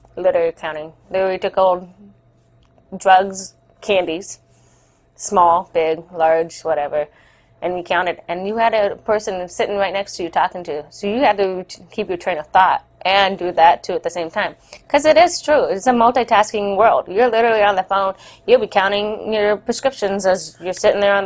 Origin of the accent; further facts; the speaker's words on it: Southern California, United States; moved away as an adult; now in Oregon, United States; I am from Southern California originally, and even though it's been more than double the 8 years of being up here in Oregon, I still represent California like it's my hometown, which it is